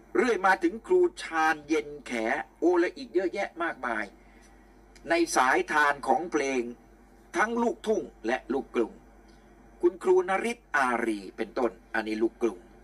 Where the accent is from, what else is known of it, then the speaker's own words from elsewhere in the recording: Nakhon Chai Si, Nakhon Pathom, Thailand; also born or lived in Bangkok; ผมเกิดที่นี่ เกิดสิริราช แต่แผ่นดินแม่ของผมคือนครชัยศรีแผ่นดินเมียของผมคือนครชัยศรีลมหายใจเข้าออกของผม ตั้งแต่เด็กเล็กๆอายุือบเกือบสิบขวบยาวนานมาตลอดถึงปัจจุบัน